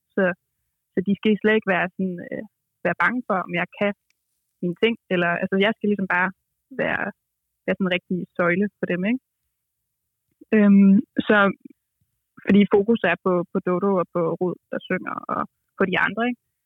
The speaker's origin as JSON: {"language": "Danish", "town": "Aalborg", "region": "North Denmark Region", "country": "Denmark", "tie": "born or raised there", "also_born_or_lived": "Copenhagen", "moved": "yes", "said": "jeg er født og opvokset i Aalborg og brugt 25 år"}